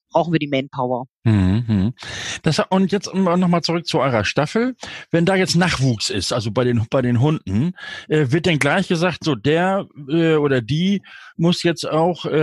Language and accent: German; Northern Germany, Germany; Das habe ich hoffentlich jetzt richtig gesagt als Norddeutscher.